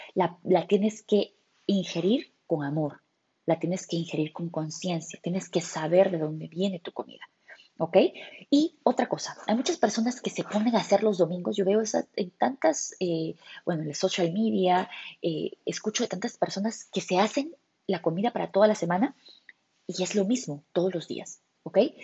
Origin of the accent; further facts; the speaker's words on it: Peru; nosotros como peruanos en mi cultura tenemos